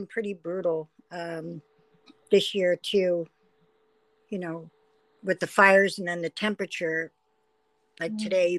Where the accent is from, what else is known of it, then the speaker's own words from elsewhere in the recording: Queens, New York, United States; born there; also born or lived in Lake Havasu City, Arizona / Las Vegas / San Diego; now in California, United States; Well, I was born in Queens, New York. Not really, you know, my life, you know, went from New York to Lake Havasu City, Arizona.